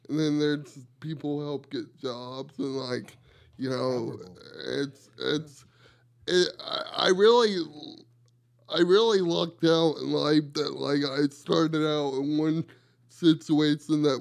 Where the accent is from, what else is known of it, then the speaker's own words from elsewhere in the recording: South Carolina, United States; South Carolina.